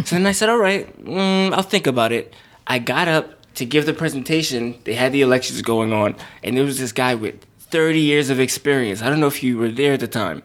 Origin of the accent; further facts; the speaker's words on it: New York City, New York, United States; I'm from Brooklyn, New York, born and raised, still live there now.